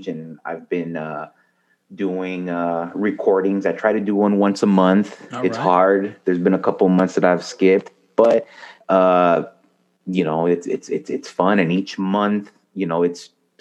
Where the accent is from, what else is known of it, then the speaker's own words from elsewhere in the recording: El Paso, Texas, United States; moved away as an adult; now in Dallas, United States; I'm originally from El Paso, born and raised.